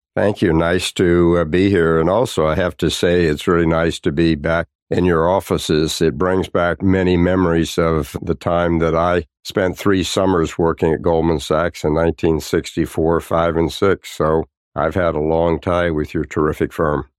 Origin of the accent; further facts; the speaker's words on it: Tulsa, Oklahoma, United States; I grew up in Tulsa, Oklahoma